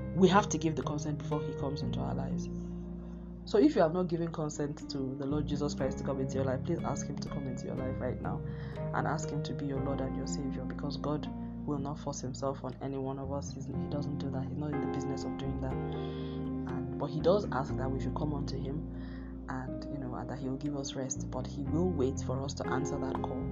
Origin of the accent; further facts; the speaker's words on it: Nigeria; moved away; I'm Nigerian